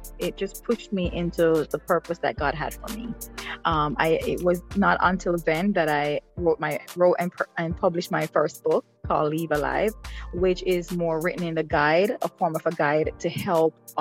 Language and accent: English; Jamaica; moved away as an adult; also born or lived in Kingston, Jamaica; now in United States; I grew up in a rural part of Jamaica